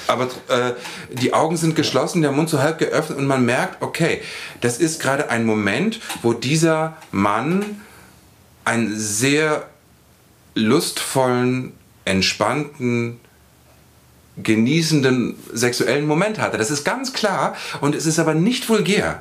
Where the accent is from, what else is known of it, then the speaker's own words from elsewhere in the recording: Lower Saxony, Germany; Ich bin irgendwie auf dem Dorf in Niedersachsen aufgewachsen